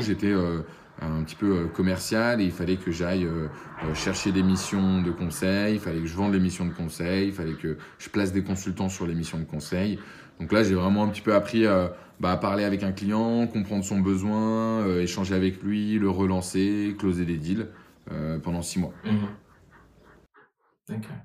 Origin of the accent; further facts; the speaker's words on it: Boulogne-Billancourt, Île-de-France, France; also born or lived in Paris; alors moi j'ai grandi, euh, je suis né à Paris j'ai grandi à Boulogne-Billancourt